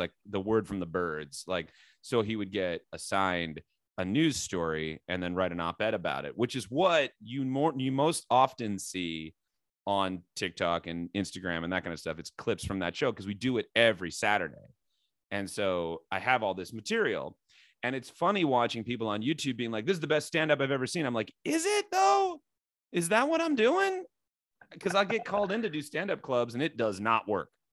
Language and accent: English; Iowa, United States; moved away as an adult; also born or lived in New Jersey / Boston / Los Angeles; now in Chicago, United States; growing up in Iowa